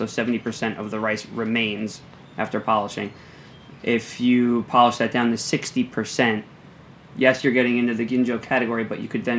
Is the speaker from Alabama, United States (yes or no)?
no; New Jersey, United States; I'm from New Jersey. I didn't grow up speaking or reading Japanese